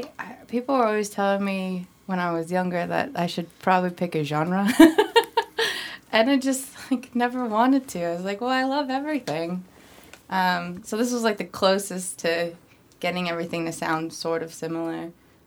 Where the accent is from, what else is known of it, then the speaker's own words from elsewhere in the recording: Philippines; born there; I'm from a family of immigrants. I was born in the Philippines, and we would go to the symphony with my grandparents on special occasions.